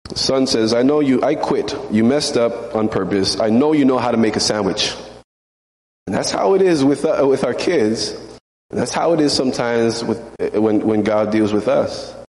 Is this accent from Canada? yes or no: yes; Canada; now in United States; I'm Canadian.